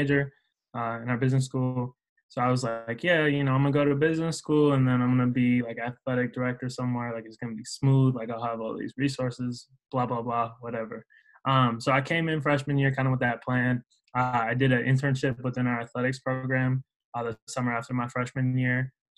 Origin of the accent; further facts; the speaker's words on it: Minneapolis, Minnesota, United States; moved away as an adult; now in West Lafayette, United States; I'm from Minneapolis area originally